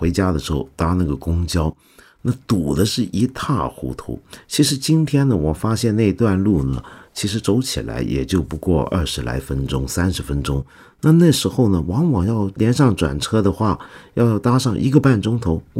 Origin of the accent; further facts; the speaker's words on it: Taiwan; 恰恰因为我在台湾长大，我整个七十年代到八十年代头都在台湾